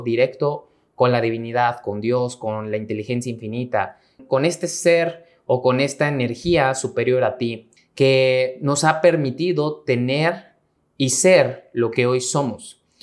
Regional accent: Mexico; mexicano, emprendedor y empresario

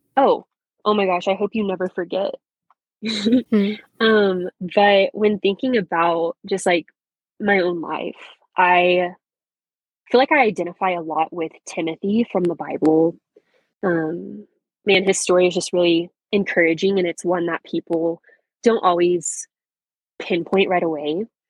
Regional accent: Canadian, Texas, United States; I was raised in a small town, good old Canadian Texas.

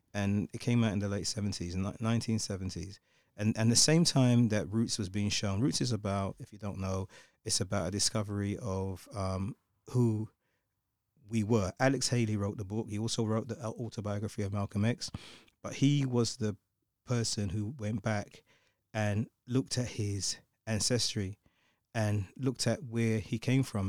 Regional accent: London, United Kingdom; growing up in, in the U K, growing up in London

